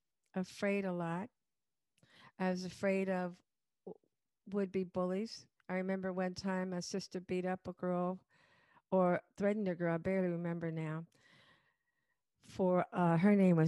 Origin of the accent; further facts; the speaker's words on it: Chicago, Illinois, United States; In the suburb. It was really not a project in the beginning.